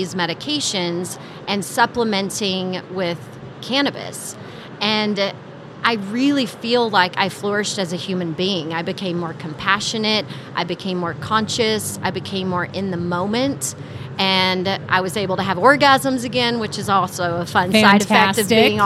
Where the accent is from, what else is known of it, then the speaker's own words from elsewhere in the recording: Texas, United States; moved away; also born or lived in California; I came from the California cannabis market, and I'm a Texas girl